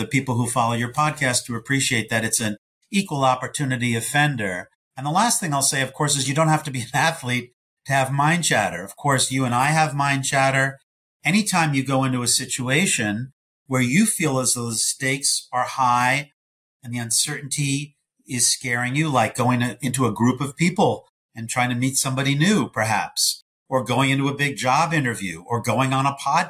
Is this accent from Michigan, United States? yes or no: no; New York, United States; I'm a New Yorker.